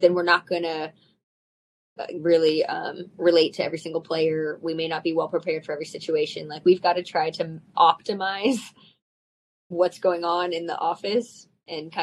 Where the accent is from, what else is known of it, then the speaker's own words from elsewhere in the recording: the Bay Area, California, United States; moved away as an adult; now in Los Angeles, United States; I'm from the Bay Area